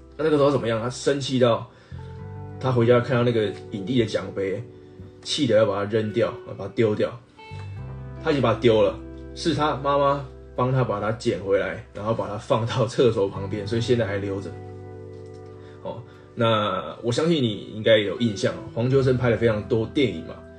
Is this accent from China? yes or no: no; Taiwan; 那我们台湾人 ，呃，基本上是看港片长大的嘛